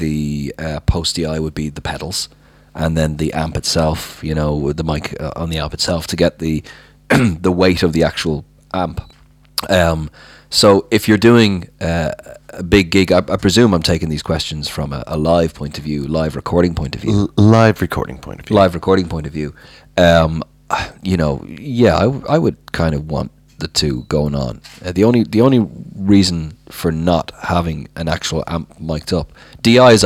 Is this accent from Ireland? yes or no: yes; Dublin, Leinster, Ireland; moved away; I'm from Terenure.